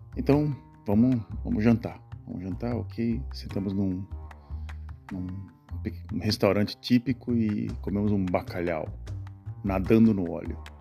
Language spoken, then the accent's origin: Portuguese; Brazil; moved away as an adult; now in Netherlands; E essas últimas duas semanas eu estive no país onde eu nasci, o Brasil